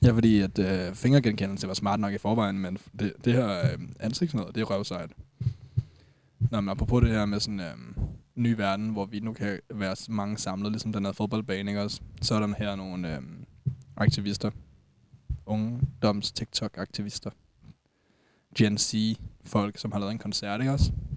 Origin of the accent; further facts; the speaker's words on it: Denmark; jeg også som dansker